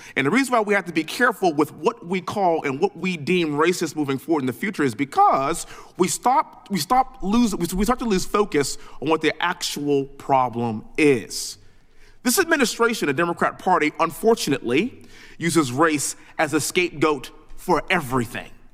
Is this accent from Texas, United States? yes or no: yes; Texas, United States; born and raised in Texas, living in Houston